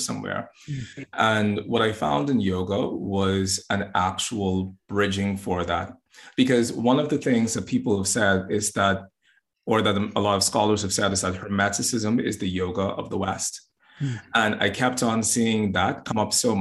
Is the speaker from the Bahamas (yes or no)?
yes; Bahamas; now in Boston, United States; I'm originally from the Bahamas. I'm in Boston at the moment.